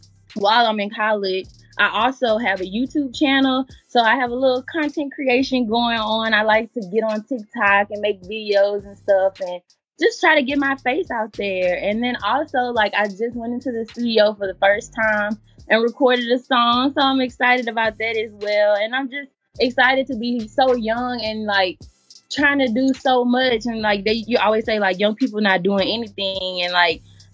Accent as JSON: {"language": "English", "town": "Baton Rouge", "region": "Louisiana", "country": "United States", "tie": "born or raised there", "said": "I'm from Baton Rouge, Louisiana, born and raised"}